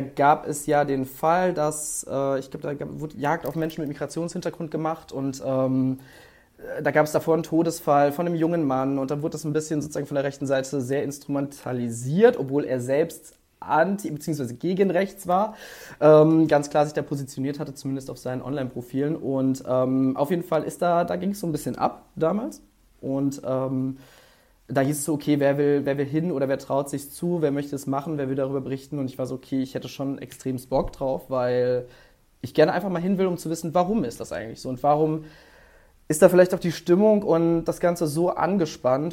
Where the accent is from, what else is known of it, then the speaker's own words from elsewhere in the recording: Mainz, Rhineland-Palatinate, Germany; now in Cologne, Germany; ich bin in Mainz aufgewachsen, beziehungsweise in der Nähe davon